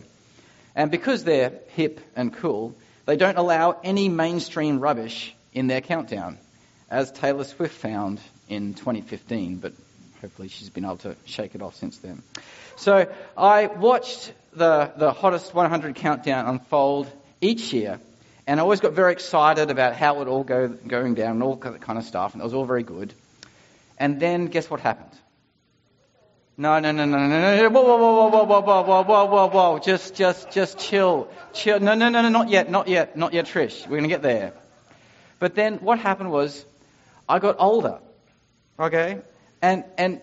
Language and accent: English; Ipswich, Queensland, Australia; I'm from Ipswich, just like Ashley Barty.